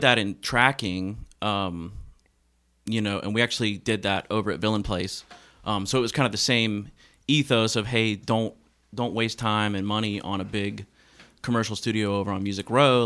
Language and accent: English; Memphis, Tennessee, United States; moved away as an adult; now in Nashville, United States; I'm originally from Memphis, uh, Tennessee, and have lived here in Nashville